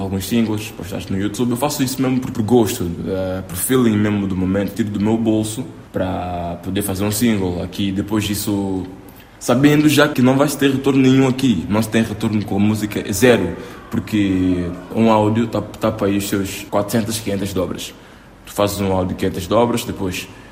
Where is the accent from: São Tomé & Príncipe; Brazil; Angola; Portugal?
São Tomé & Príncipe; É a minha terra